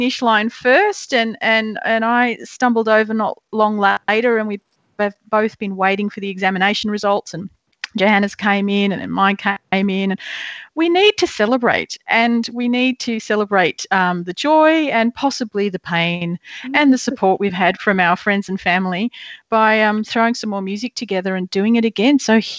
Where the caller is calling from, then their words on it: Victoria, Australia; So I am broadcasting from Jar Jar Warren country, which is in central Goldfields, Victoria, and that's a new thing for me.